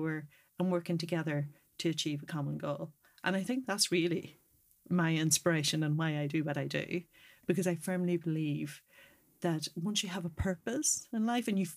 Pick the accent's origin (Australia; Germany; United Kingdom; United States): United Kingdom; Northern Ireland; also born or lived in Dublin; we grew up in the Troubles in Northern Ireland